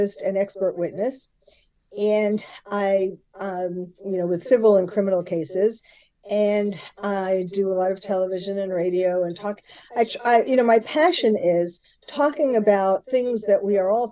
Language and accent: English; New York City, New York, United States; now in Beverly Hills, United States; I was born and bred in New York City